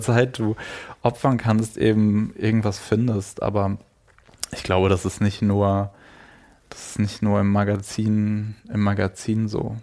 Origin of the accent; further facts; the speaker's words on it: Germany; aus der Nähe von Frankfurt, mhm. ähm, also zwischen Würzburg, Frankfurt aus einem relativ kleinen Ort